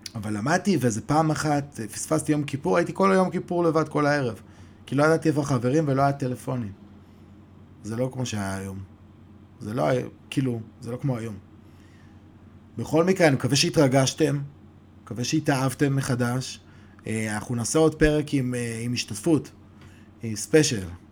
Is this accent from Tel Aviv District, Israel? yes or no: no; Modi'in-Maccabim-Re'ut, Central District, Israel; אנחנו באים מרעות